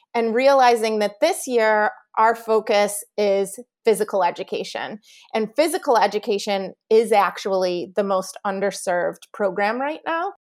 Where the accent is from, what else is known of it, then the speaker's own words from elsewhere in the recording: Chicago, Illinois, United States; moved away; also born or lived in New York; I'm from Chicago